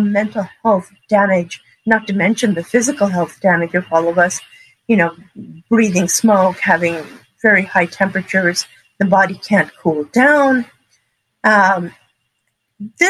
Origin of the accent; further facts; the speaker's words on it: Montreal, Quebec, Canada; moved away; also born or lived in San Bernardino County, California; I grew up in Montreal, Canada, and surrounded by forests.